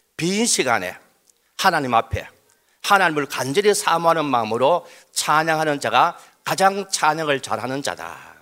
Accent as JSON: {"language": "Korean", "region": "Daegu", "country": "South Korea", "tie": "born or raised there", "said": "저도 대구 출신입니다"}